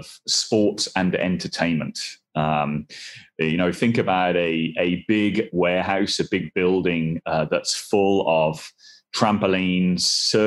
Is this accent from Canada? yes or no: no; Swansea, Wales, United Kingdom; Swansea, which is my hometown.